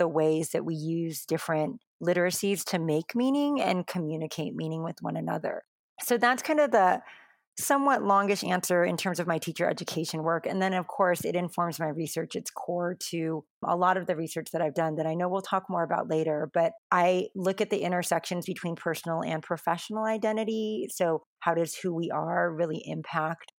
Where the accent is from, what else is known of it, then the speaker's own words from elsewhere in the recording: United States; I'm Asian American, specifically I'm Taiwanese American, second generation, I'm not a heritage language speaker